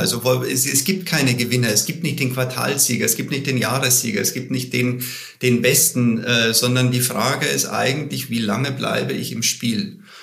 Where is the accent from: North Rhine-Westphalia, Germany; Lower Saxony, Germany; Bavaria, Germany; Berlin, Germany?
Bavaria, Germany; ich komme aus Bayern.